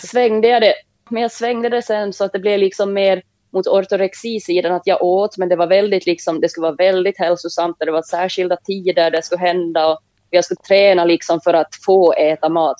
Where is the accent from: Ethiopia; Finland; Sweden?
Finland; Jakobstad, Ostrobothnia; moved away; Jag växte upp i Jakobstad i Finland tillsammans med min mamma och min lilla syster